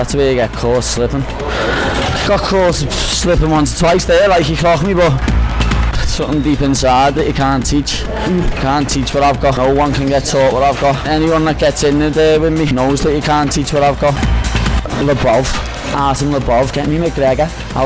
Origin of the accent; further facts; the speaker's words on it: Liverpool, North West England, United Kingdom; I'm a Scouser